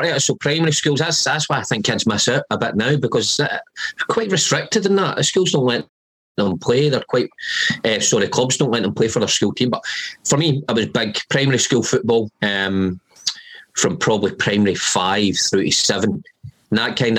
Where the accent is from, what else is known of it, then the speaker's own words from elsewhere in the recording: Glasgow, Scotland, United Kingdom; So quite fortunate that I got brought up in that environment